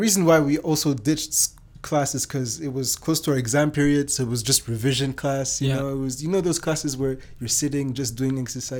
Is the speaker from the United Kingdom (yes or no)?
no; Vienna, Austria; born there; also born or lived in Germany / Rwanda / Belgium; No, I was born in Austria, in Vienna.